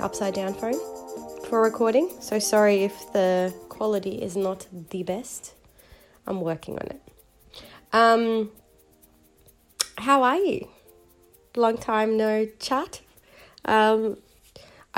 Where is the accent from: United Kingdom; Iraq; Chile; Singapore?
Chile; I'm from Chile